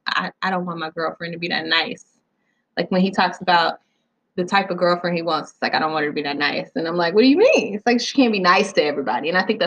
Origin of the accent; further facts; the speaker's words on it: the South, United States; I'm from the South.